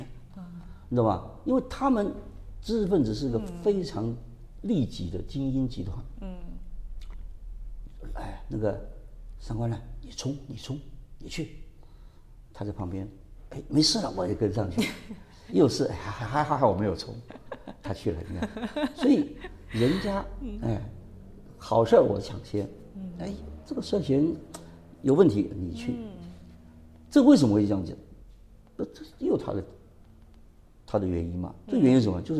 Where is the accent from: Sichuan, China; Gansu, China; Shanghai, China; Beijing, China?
Sichuan, China; 不，我我们四川人你也晓得嘛，我们赶快去看看我们在那边的地下组织在哪里。